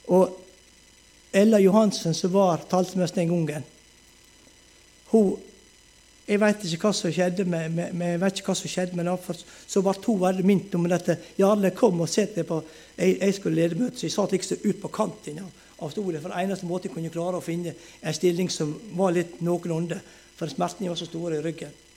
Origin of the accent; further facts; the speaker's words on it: Moltu, Møre og Romsdal, Norway; moved away; also born or lived in Ulsteinvik; til Moltu, til heimbygda mi